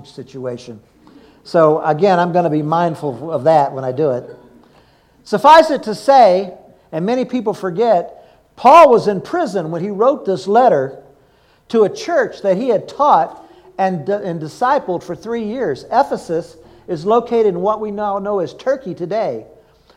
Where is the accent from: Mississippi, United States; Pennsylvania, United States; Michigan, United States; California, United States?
Mississippi, United States; Jackson; When I was a child growing up in Jackson, Mississippi